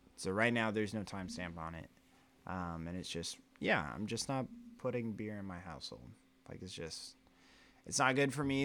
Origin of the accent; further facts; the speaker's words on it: Oklahoma, United States; I always say American or I'm from Oklahoma